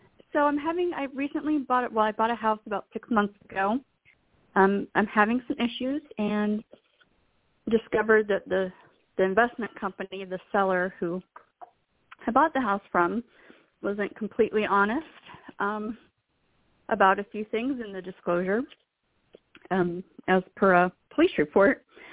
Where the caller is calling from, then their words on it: Philadelphia, Pennsylvania, United States; from Philadelphia.